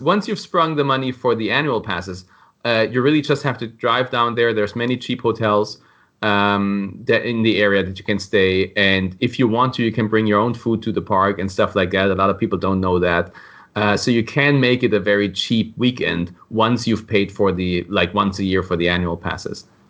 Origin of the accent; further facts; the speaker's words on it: Germany; moved away as an adult; now in Florida, United States; I was born in Germany, but I've been living in Florida for the last seven years.